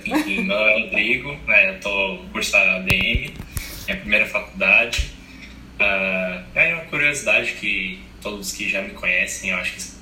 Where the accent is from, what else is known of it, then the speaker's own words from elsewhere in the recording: Recife, Pernambuco, Brazil; now in Rio Grande do Sul, Brazil; eu nasci em Recife e eu não sou do Rio Grande do Sul.